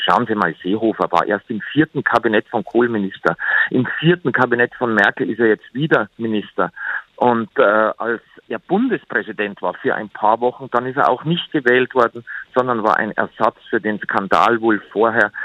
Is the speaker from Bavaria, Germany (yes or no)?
yes; Bavaria, Germany; Ich denke dabei als Bayer